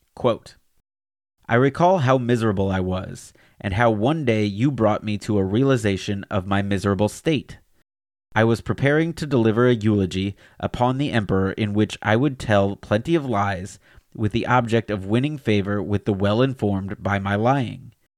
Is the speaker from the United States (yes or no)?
yes; Alabama, United States; my home state of Alabama